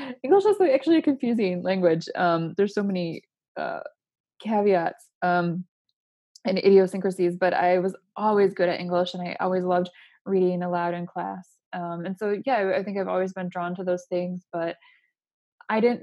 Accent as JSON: {"language": "English", "town": "Port Huron", "region": "Michigan", "country": "United States", "tie": "born or raised there", "moved": "as an adult", "said": "I was born and raised in a small town in Michigan called Port Huron."}